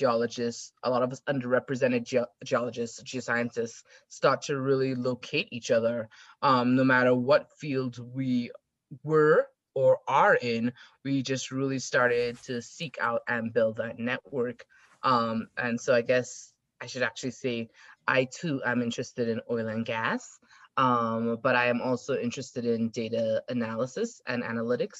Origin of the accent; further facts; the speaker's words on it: South Trinidad, Trinidad & Tobago; moved away as an adult; also born or lived in Texas / Arkansas / Colorado; now in United States; I actually grew up in South Trinidad